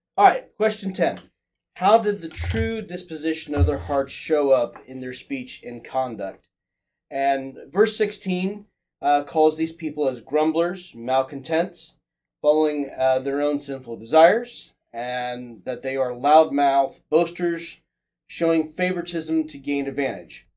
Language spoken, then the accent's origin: English; Midwest, United States; moved away; growing up in the Midwest